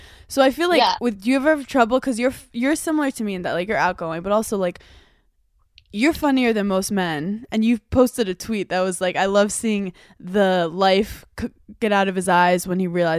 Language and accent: English; New York City, New York, United States; I'm originally from Brooklyn.